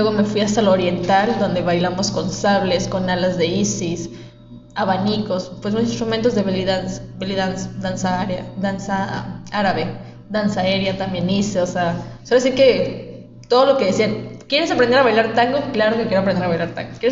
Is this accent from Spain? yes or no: no; Mexico; De hecho, yo digo, cuando me dicen, ¿de dónde eres? Como, de México. Porque soy de todo México, o sea, literalmente.